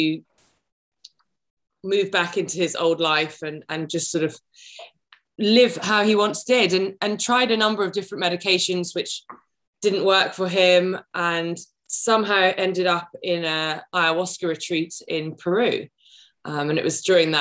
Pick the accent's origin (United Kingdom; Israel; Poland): United Kingdom; I'm a Brit